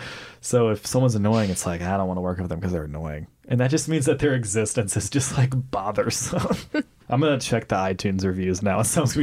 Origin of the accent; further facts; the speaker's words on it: Mississippi, United States; moved away; my hometown in Mississippi